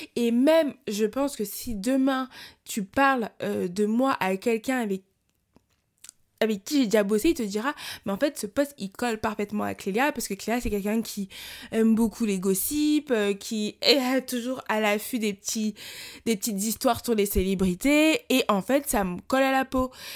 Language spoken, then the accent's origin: French; France; j'ai grandi en France